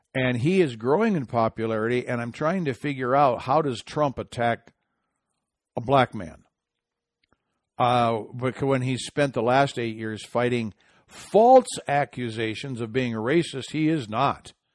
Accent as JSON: {"language": "English", "region": "Michigan", "country": "United States", "tie": "born or raised there", "said": "in my home state of Michigan"}